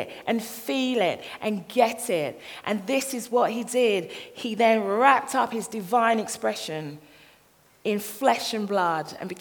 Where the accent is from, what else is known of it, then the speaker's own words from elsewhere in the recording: London, United Kingdom; I'm from this little place in Croydon. It's called Thornton Heath